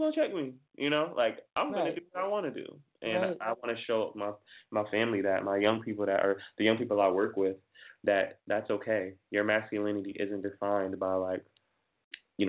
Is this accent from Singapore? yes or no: no; Jamaica; I'm Jamaican, and we have like kind of values